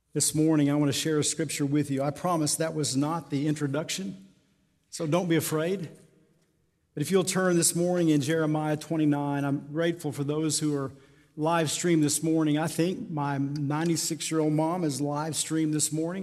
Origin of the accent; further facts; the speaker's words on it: Tucumcari, New Mexico, United States; Born and raised in Tucumcari